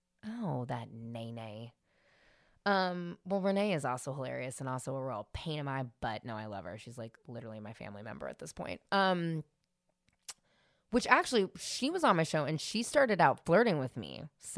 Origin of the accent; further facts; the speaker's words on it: San Francisco, California, United States; I grew up in San Francisco in the 90s.